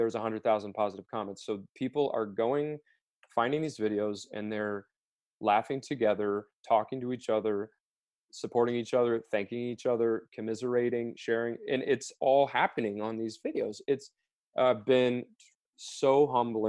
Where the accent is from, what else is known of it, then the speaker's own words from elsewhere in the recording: Wichita, Kansas, United States; I grew up in Wichita, Kansas